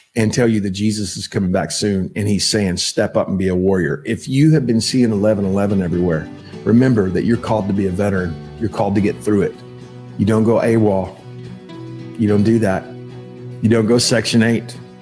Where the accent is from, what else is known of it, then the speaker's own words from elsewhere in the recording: Texas, United States; accent: Texas; it's just my accent in texas we don't pronounce our l's right